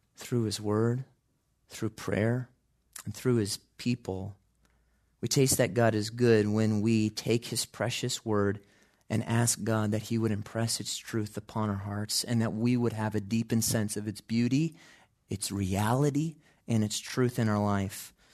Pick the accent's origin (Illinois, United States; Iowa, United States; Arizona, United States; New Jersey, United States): Illinois, United States; Chicago; growing up in Chicago